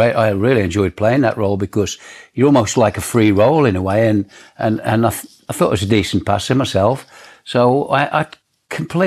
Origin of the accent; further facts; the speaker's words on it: Hednesford, West Midlands, United Kingdom; I went to play for my hometown team, Hensford Town.